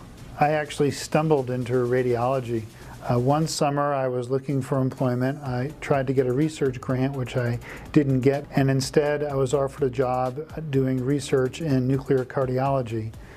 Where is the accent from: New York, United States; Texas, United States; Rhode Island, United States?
Rhode Island, United States; moved away as an adult; also born or lived in San Francisco; I went to Brown University in my home state of Rhode Island